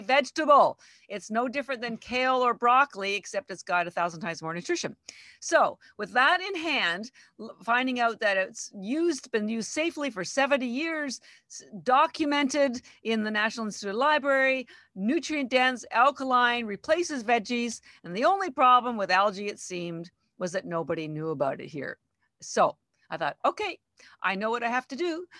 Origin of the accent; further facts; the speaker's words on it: Canada; moved away as an adult; now in Boston, United States; I'm actually Canadian, but I've lived in Boston thirty-three years